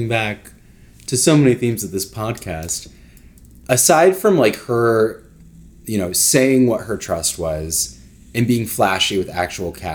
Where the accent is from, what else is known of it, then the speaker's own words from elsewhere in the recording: United States; we are from America